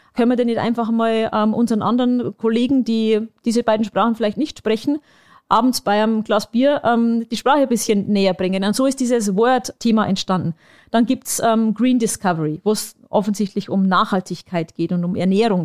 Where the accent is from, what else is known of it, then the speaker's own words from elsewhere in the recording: Bavarian Forest, Germany; moved away; in meine Heimat ähm, und das ist der Bayerische Wald